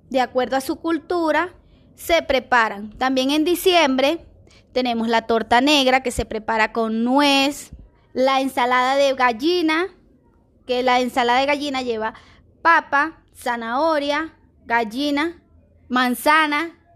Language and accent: Spanish; Aragua, Venezuela; moved away as an adult; now in Colombia; tengo 38 años, vengo de Venezuela, Estado Aragua